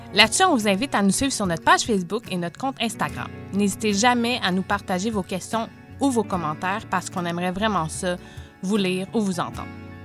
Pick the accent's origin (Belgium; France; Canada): Canada; Saint-Hyacinthe, Quebec; je viens de Saint-Hyacinthe